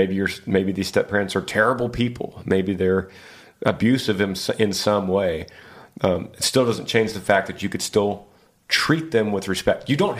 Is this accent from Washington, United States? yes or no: yes; Battle Ground, Washington, United States; I'm from Battleground, Washington.